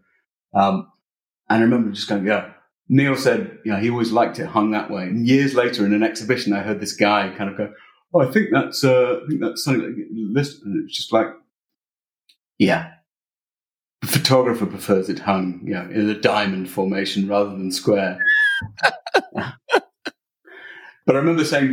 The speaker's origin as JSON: {"language": "English", "country": "United Kingdom", "also_born_or_lived": "Illinois", "said": "I'm British."}